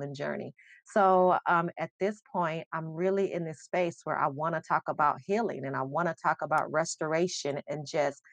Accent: Las Vegas, Nevada, United States; also born or lived in Charlotte, North Carolina; now in Columbus, United States; I'm from Vegas, born and raised, but I came to Columbus by way of Charlotte.

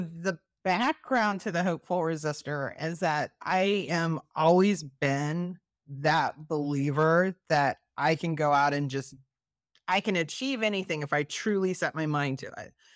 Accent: Missouri, United States; now in Maryland, United States; I'm originally from Missouri

